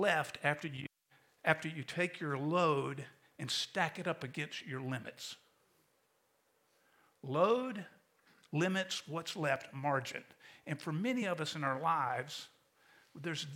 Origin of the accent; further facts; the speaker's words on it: St. Augustine, Florida, United States; now in Tampa, United States; When I was a kid growing up in St. Augustine